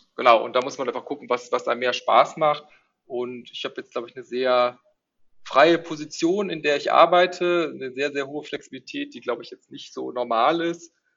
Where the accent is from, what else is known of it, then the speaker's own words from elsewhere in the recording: Neuss, North Rhine-Westphalia, Germany; moved away as an adult; also born or lived in Netherlands; now in Berlin, Germany; ursprünglich komme ich aus Neuss. Ähm, das äh, ah, liegt ja, quasi so ein bisschen zwischen Düsseldorf und Köln. Mhm. Und ähm, da bin ich auch äh, aufgewachsen